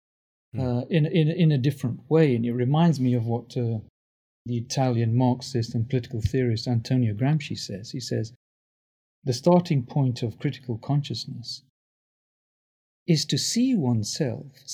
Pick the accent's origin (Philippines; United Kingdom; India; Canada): United Kingdom; England; also born or lived in Tanzania; now in United States; I grew up in England